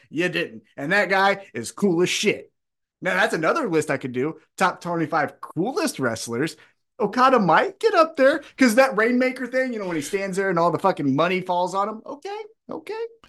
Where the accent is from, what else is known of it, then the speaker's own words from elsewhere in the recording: United States; I'm just American who only kno-, knows one